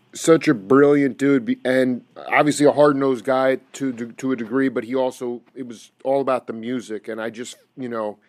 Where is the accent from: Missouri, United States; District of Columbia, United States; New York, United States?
New York, United States; Stony Brook; the closest venue was actually my hometown of Stony Brook, New York.